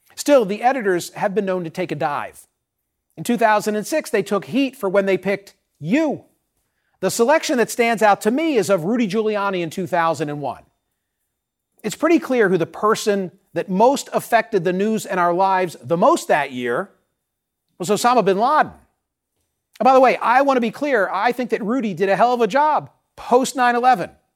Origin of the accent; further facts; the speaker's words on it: Philadelphia, Pennsylvania, United States; my hometown of Philadelphia